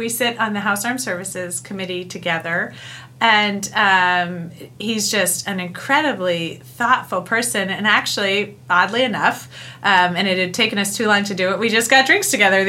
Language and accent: English; New Jersey, United States; well, that's because I'm from New Jersey.